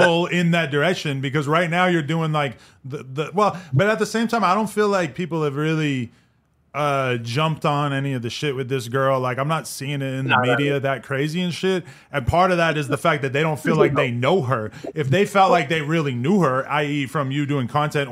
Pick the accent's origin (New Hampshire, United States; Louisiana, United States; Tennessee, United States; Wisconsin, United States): New Hampshire, United States; also born or lived in New York; now in Los Angeles, United States; I'm from New Hampshire